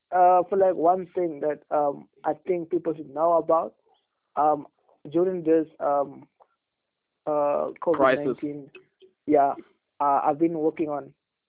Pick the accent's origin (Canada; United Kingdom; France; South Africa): South Africa; Douglas, Northern Cape; moved away; Back home in Douglas. I'll keep on reminding people I'm from Douglas.